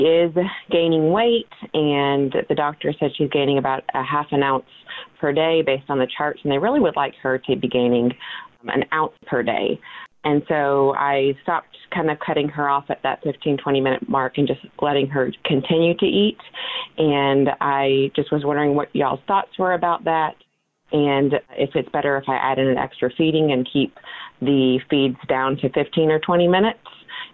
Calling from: Woodstock, Georgia, United States; I'm from Woodstock, Georgia.

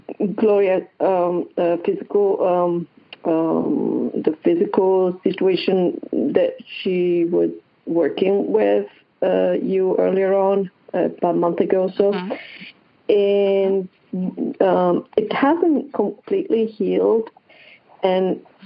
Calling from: Hilton Head Island, South Carolina, United States; I'm calling from Hilton Head Island, South Carolina.

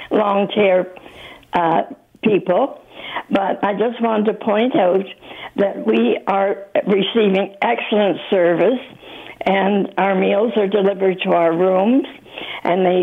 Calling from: Mississauga, Ontario, Canada; I'm calling from Viva Mississauga, and I feel extremely fortunate to be here.

